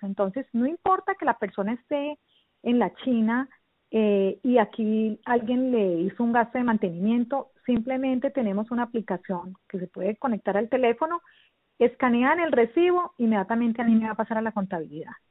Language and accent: Spanish; Versalles, Valle del Cauca, Colombia; moved away as an adult; now in Boynton Beach, United States; yo soy eh, colombiana, eh, nací en un pueblito del norte del valle, en las montañas, Versalles Valle